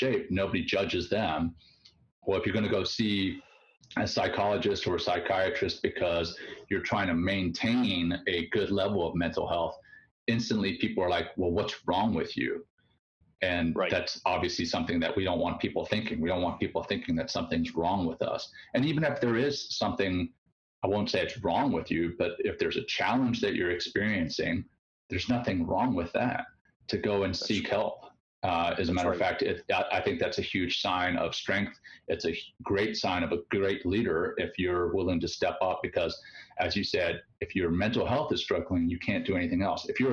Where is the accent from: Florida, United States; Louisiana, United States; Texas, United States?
Louisiana, United States; moved away as an adult; I came from Louisiana